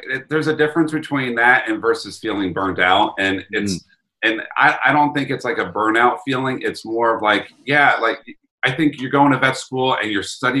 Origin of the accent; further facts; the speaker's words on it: New York, United States; accent: New York; my New York accent